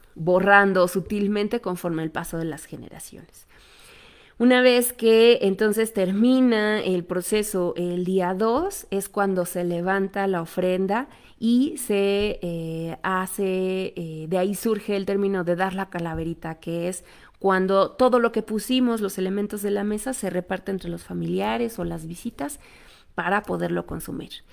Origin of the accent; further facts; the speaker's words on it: Mexico; nosotros como cultura mexicana